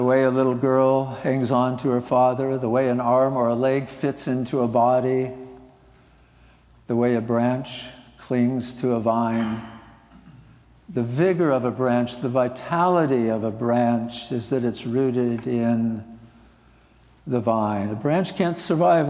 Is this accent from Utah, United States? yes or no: no; Nebraska, United States; moved away; I grew up in Nebraska, living near the Platte River